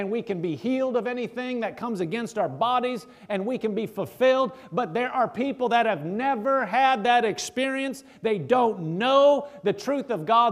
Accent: Nebraska, United States; I'm from Nebraska.

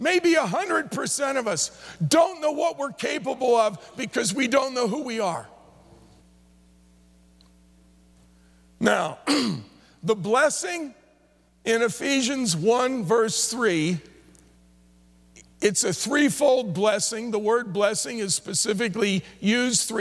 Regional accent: New Jersey, United States; I grew up in New Jersey, but two or three times a year would go into New York City.

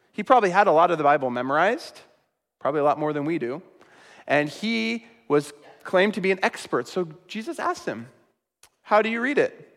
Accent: Sacramento, California, United States; my hometown of Sacramento

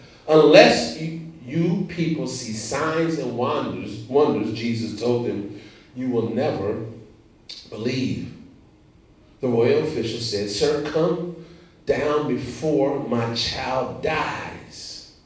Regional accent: Indiana, United States; moved away; also born or lived in South Carolina; So, I'm from Indiana, so it's a rule. I lived in Indiana for a number of years, born in Indiana. It's a rural community, and we have nothing but corn and soybeans. Soybeans and corn. I came to South Carolina.

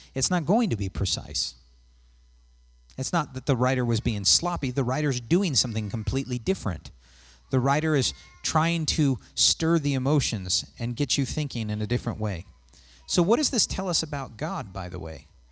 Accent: West Coast, United States; moved away; I'm from the West Coast

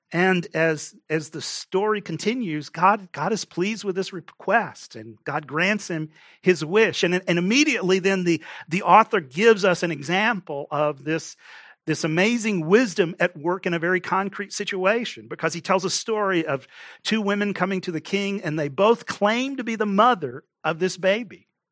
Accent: Texas, United States; moved away; I grew up in Texas

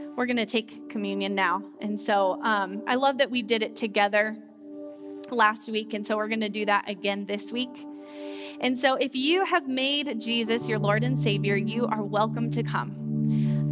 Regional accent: Loveland, Colorado, United States; I grew up here in Loveland, Colorado, and I went to Mountain View High School

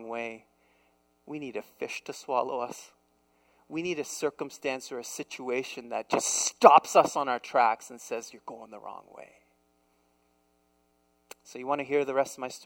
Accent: Canada; moved away as an adult; now in South Korea; I am a Canadian, man. I am a toque wearing, Tim Hortons drinking, proud to say a Canadian

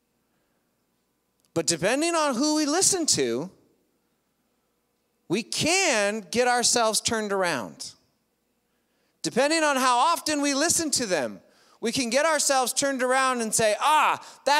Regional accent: United States; I'm an American

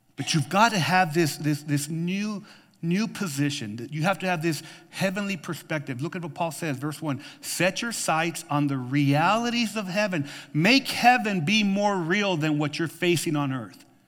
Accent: New Mexico, United States; now in Tucson, United States; I grew up with in New Mexico

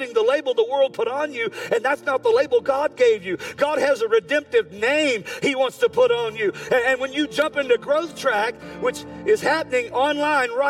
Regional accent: United States; I'm an American born, red-blooded right here

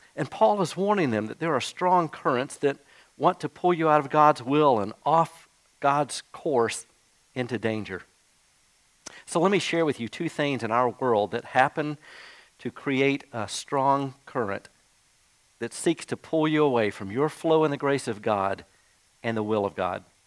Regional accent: Jacksonville, Florida, United States; as a kid growing up in Jacksonville, Florida

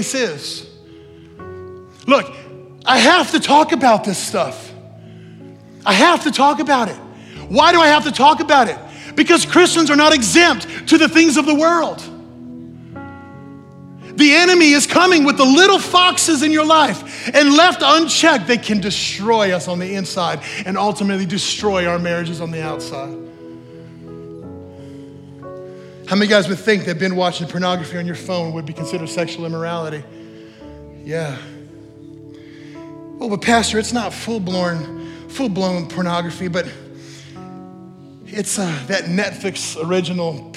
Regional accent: New Mexico, United States; moved away; I grew up in New Mexico

